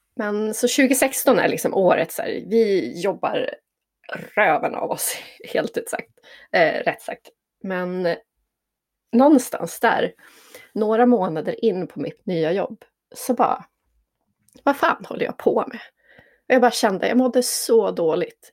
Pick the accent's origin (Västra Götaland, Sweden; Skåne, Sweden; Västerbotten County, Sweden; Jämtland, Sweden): Jämtland, Sweden; also born or lived in Stockholm; now in Tändalen, Sweden; Jag är född och uppvuxen i Jämtland